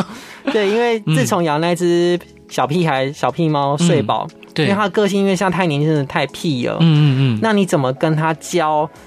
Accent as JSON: {"language": "Chinese", "region": "central Taiwan", "country": "Taiwan", "tie": "born or raised there", "said": "因为因为中部是我生我的土生土长的地方嘛"}